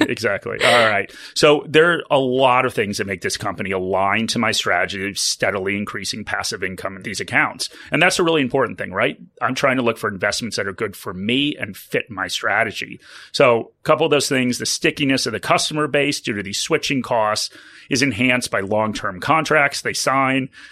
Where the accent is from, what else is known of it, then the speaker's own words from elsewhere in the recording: United States; accent: American; now in Australia; as you can probably tell from my accent, I am a dual citizen, so I have retirement accounts in the U S